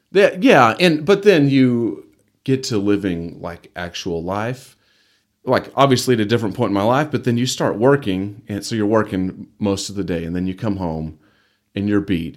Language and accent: English; Amarillo, Texas, United States; also born or lived in Canyon, Texas / Dallas, Texas; I was born in Amarillo. lived here really for the most, majority of my life